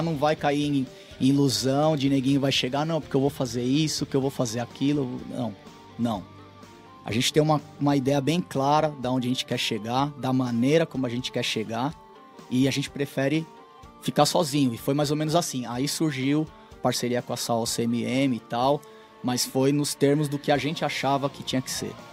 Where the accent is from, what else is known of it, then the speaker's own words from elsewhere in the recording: Brazil; moved away as an adult; a gente não é europeu, nós somos brasileiros